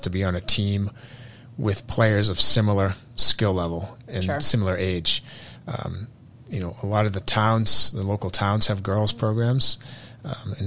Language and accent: English; Burlington, Massachusetts, United States; I grew up in Burlington, so I'm local.